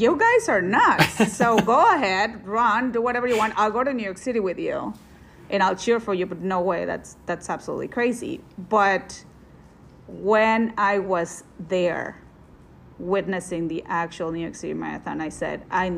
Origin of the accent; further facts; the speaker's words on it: Monterrey, Nuevo León, Mexico; moved away as an adult; now in Wisconsin, United States; I was born and raised in Monterrey, Mexico, which is northeast Mexico